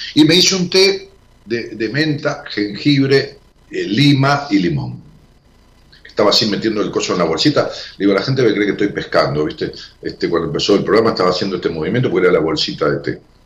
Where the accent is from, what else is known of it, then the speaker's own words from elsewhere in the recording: Ramos Mejía, Buenos Aires Province, Argentina; moved away; mi pueblo natal, a Ramos Mejía